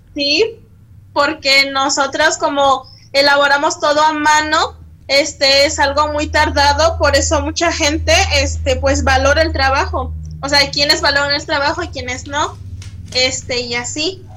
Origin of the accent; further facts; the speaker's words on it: Acatlán, Guerrero, Mexico; now in Chilpancingo, Mexico; Yo soy nacida en Acatlán Guerrero, Guerrero, perdón, municipio de Chilapa de Álvarez, pero actualmente vivo en Chilpancingo de los Bravo Guerrero